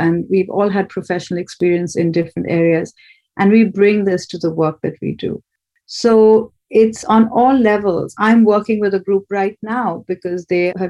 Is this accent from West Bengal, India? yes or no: yes; Kolkata, West Bengal, India; moved away; I grew up in Calcutta